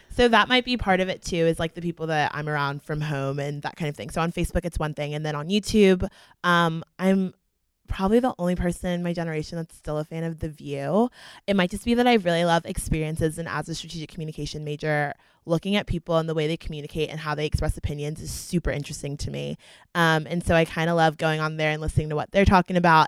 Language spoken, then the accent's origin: English; Fort Myers, Florida, United States; I'm a junior from Fort Myers, Florida